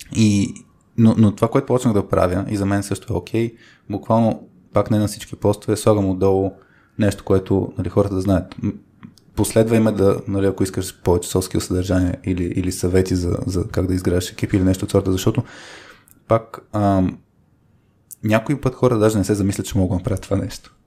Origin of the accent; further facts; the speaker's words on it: Bulgaria; Живяли сме в България, нали, родени сме в България